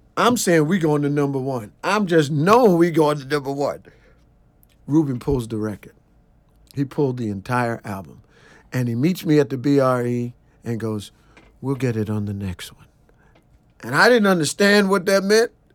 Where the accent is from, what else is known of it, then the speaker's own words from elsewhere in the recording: New York City, New York, United States; I'm a kid from Brooklyn, and I had never been outside of New York